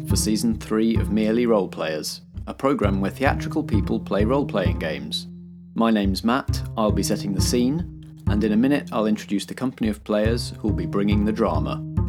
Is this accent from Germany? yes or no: no; United Kingdom; I'm excited to see how, as British people who are generally a bit wary of guns, we all fit into the weapon-heavy, action-heavy Western genre.